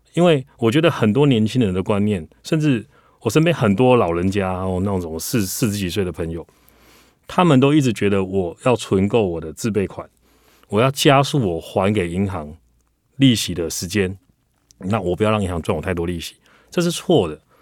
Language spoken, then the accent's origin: Chinese; Taichung, Taiwan; now in Taipei, Taiwan; 我的台中人，所以我买房子，我基本上我预计我大概在退休前都不会回台中